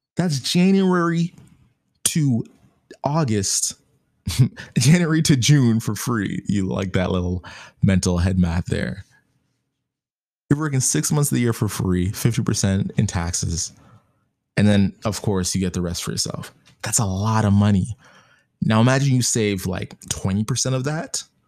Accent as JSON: {"language": "English", "country": "Canada", "said": "I'm Canadian"}